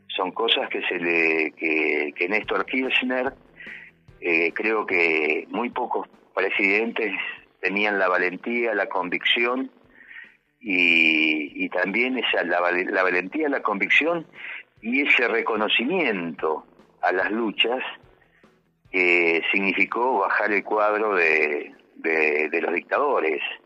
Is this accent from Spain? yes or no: no; Argentina; sentirnos orgullosos como argentinos